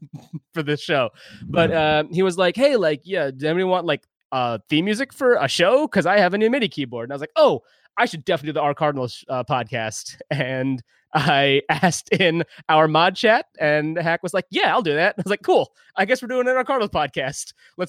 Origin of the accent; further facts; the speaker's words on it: Pakistan; born there; I was born in Pakistan.